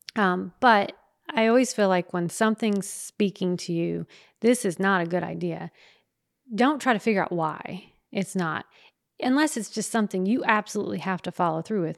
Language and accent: English; the South, United States; we're from the South